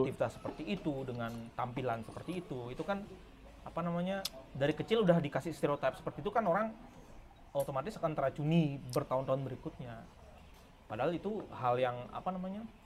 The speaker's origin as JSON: {"language": "Indonesian", "region": "Bali", "country": "Indonesia", "said": "kita orang Bali"}